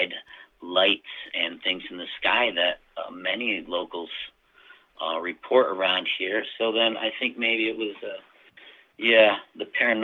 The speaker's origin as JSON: {"language": "English", "town": "Baker's Mills", "region": "New York", "country": "United States", "tie": "born or raised there", "also_born_or_lived": "Glens Falls, New York", "said": "I was born in Glens Falls, like a lot of us, down at the hospital, and grew up in Dogtown"}